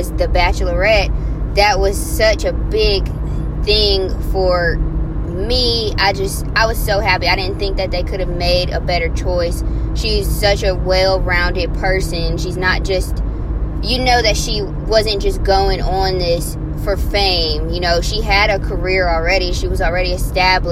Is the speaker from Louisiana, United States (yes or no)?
yes; Louisiana, United States; I'm from Louisiana